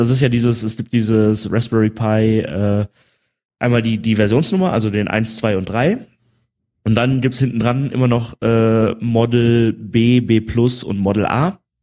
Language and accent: German; Germany; hier als Deutscher